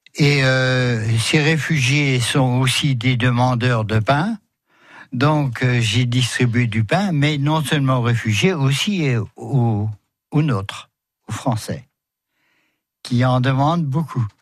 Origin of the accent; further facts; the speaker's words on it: Metz, Grand Est, France; chez nous à Metz